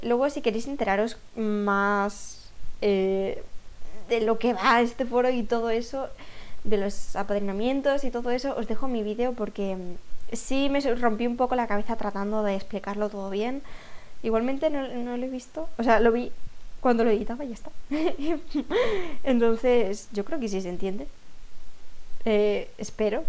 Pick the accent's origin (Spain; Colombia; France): Spain; Aragon; yo soy aragonesa, por eso a veces digo palabras extrañas que nadie entiende, es que hablo en aragonés sin querer